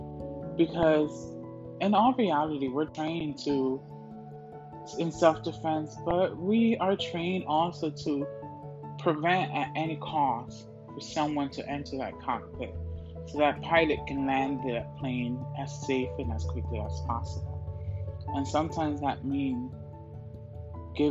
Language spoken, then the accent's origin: English; New Jersey, United States; moved away; also born or lived in Florida; I'm originally from New Jersey, and I was in high school